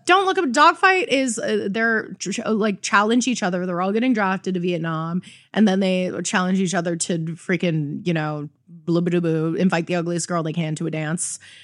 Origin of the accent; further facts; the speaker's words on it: Toronto, Ontario, Canada; I'm such a hardened Toronto girl